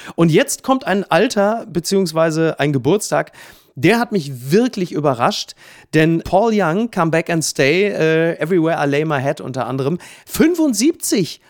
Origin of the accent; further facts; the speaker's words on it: Ruhr area, North Rhine-Westphalia, Germany; ich komme aus dem Ruhrgebiet